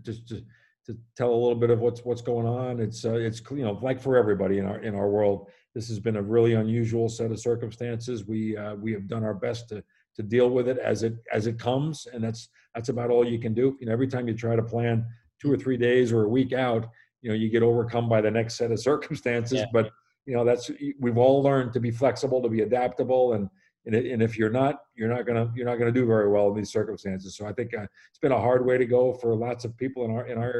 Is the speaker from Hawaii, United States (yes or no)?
no; New York, United States; born or raised there